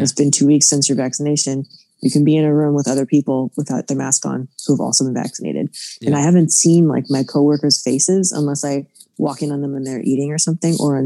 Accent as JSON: {"language": "English", "region": "Florida", "country": "United States", "said": "I'm from Florida"}